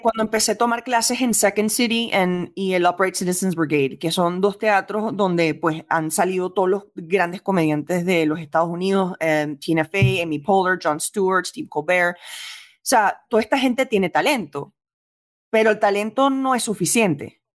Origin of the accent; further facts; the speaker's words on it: Venezuela; moved away; also born or lived in New York; yo crecí en gran parte en Venezuela